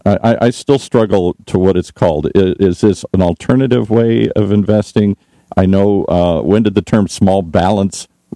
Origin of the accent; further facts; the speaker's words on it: Midwest, United States; I grew up in the Midwest, so I've had to struggle with that for 20 years, whether or not there should be snow for Christmas.